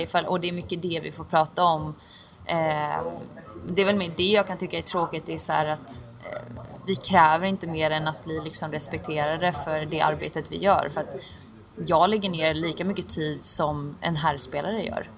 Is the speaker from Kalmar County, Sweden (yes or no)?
yes; Oskarshamn, Kalmar County, Sweden; moved away as an adult; now in Turin, Italy; jag är från Oskarshamn